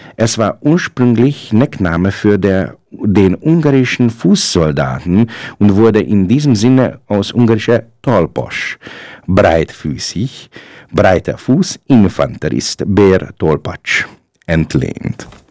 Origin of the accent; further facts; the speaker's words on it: Hungary; also born or lived in Upper Austria; now in Linz, Austria; mi magyarok tudjuk